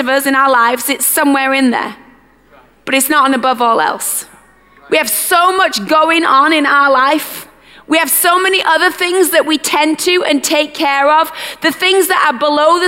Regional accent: United Kingdom; our British culture

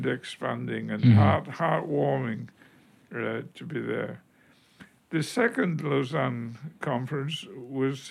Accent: United Kingdom; moved away; being British

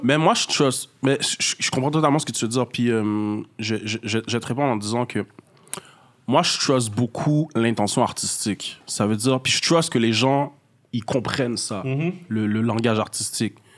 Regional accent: Montreal, Quebec, Canada; Je viens du nord-est de Montréal, ça veut dire plus jeune Montréal-Nord, de fil en aiguille, euh, Pointe-aux-Trembles, Rivière-des-Prairies. Je suis resté dans cet arrondissement-là à peu près. Euh, d'origine haïtienne, je suis né ici, de parents haïtiens.

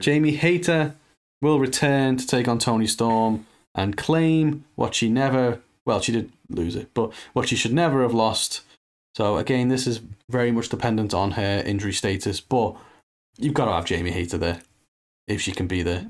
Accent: United Kingdom; being British

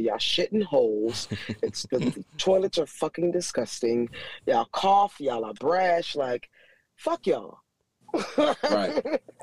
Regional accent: Miami, Florida, United States; I'm from Miami

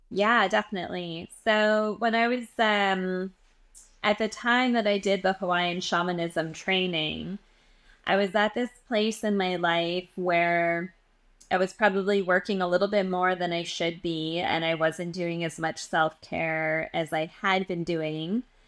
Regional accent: Edmonton, Alberta, Canada; moved away as an adult; now in New York, United States; So I'm from Edmonton, Alberta. I was born and raised, um, in Western Canada.

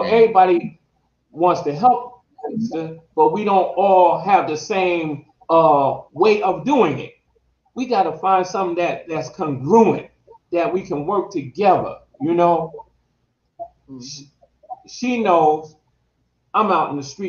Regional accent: New Jersey, United States; We're from New Jersey

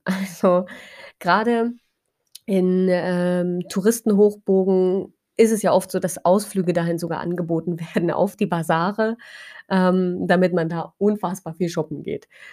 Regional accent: Germany; moved away; bei uns in Deutschland

